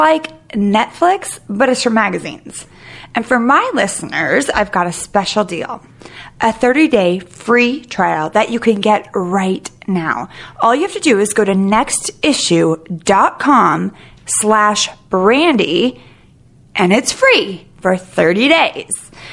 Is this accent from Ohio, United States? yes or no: no; Sacramento, California, United States; also born or lived in San Francisco; I was born in Sacramento